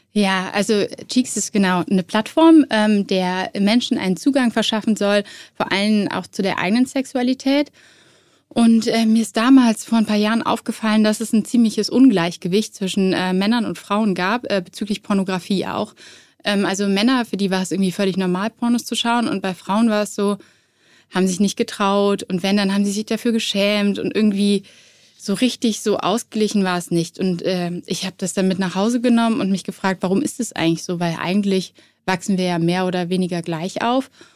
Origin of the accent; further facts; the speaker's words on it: Cologne, North Rhine-Westphalia, Germany; ich war so zwölf und ähm, ich bin damals in Köln zur Schule gegangen